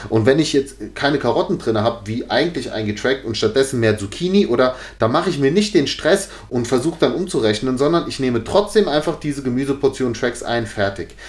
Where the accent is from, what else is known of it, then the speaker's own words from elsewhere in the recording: Giessen, Hesse, Germany; hier in Gießen hat's jetzt auch so, weil es ist halt meine Heimatstadt so